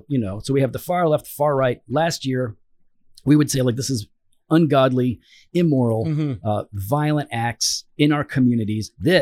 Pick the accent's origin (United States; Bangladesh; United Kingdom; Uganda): United States; as an American